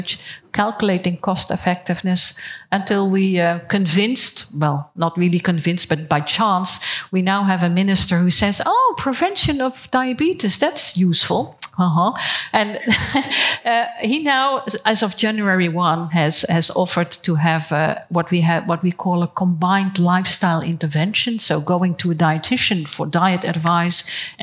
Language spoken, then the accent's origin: English; Netherlands; I am from the Netherlands